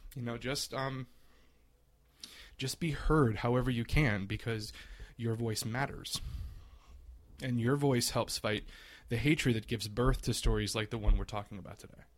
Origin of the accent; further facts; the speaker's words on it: South Louisiana, United States; I grew up a, a little queer boy in South Louisiana.